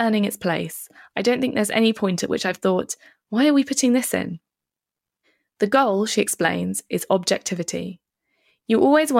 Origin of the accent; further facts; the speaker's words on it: Philippines; born there; I think there were more people in the town where I was born in the Philippines.